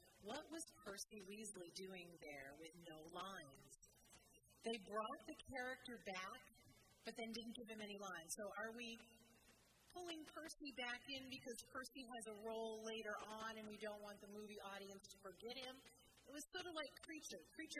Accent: Waterville, Maine, United States; I'm from Waterville, Maine.

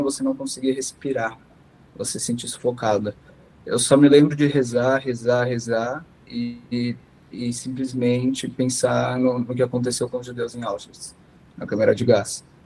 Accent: São Paulo, Brazil; moved away as an adult; now in Israel; sou brasileiro, nascido em São Paulo e há cinco meses atrás eu acabei me mudando para Israel

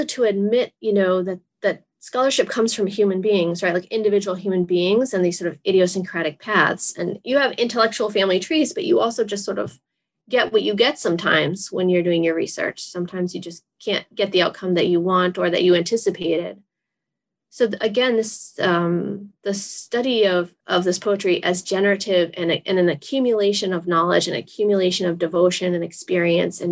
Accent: Massachusetts, United States; I'm from Massachusetts

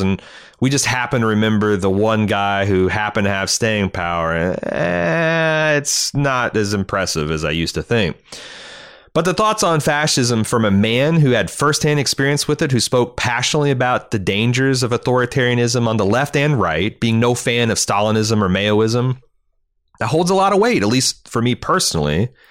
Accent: Mooresville, Indiana, United States; my hometown of Mooresville, Indiana

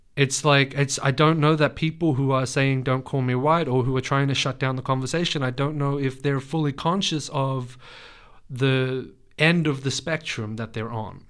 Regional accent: Australia; I was born here. Um, but I was raised with my Lebanese family

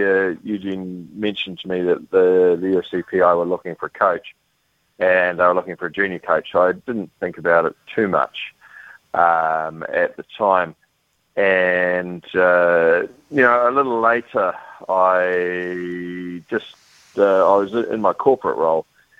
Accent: New Zealand; I'm a New Zealander

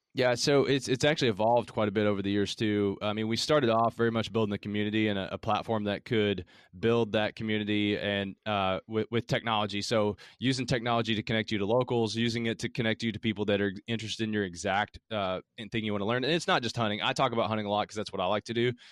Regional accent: Middlesboro, Kentucky, United States; accent: Southern; also born or lived in Harlan County, Kentucky; now in Louisville, United States; I grew up, I'm from Kentucky, and I grew up in Appalachia down in southeastern Kentucky. It's in the Cumberland Gap, so I was born in Harlan County, grew up in Bell County, it's Middlesbrough was the city

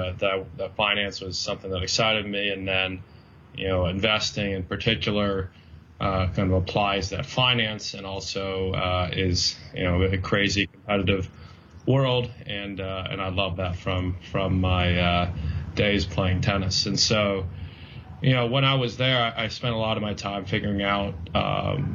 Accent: San Diego, California, United States; also born or lived in London; I grew up in San Diego and went to Stanford

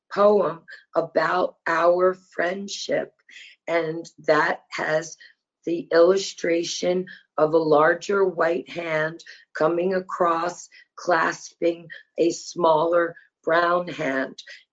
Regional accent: New Jersey, United States; also born or lived in Virginia; now in Wilmington, United States; I grew up in New Jersey

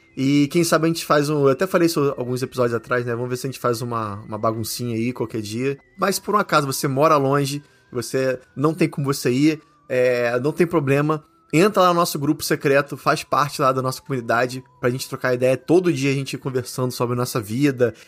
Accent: Brazil; moved away; minha terrinha, que é o Brasil

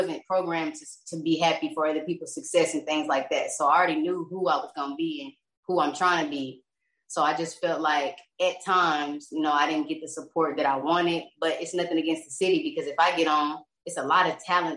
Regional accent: Lawton, Oklahoma, United States; moved away as an adult; now in Texas, United States; I'm from Lawton, Oklahoma. That's where I was born and raised. I moved out to Texas like 4 years ago

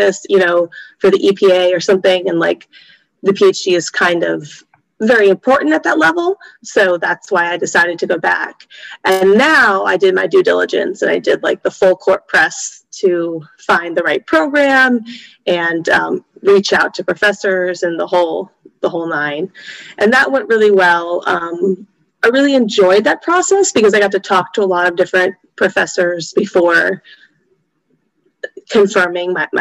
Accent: Michigan, United States; moved away as an adult; also born or lived in North Carolina; I'm from Michigan

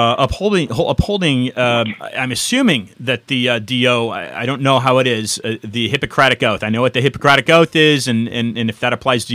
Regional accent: San Francisco, California, United States; moved away as an adult; now in Miami Beach, United States; I'm originally from San Francisco

